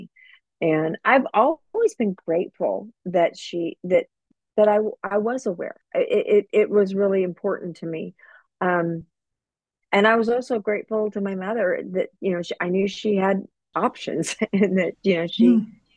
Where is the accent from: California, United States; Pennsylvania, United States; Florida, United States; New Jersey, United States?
California, United States; Southern; I grew up in Southern California and really had a great nondescript middle class lifestyle